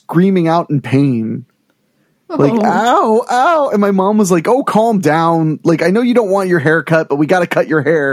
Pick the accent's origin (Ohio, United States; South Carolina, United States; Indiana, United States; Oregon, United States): Ohio, United States; I grew up in Ohio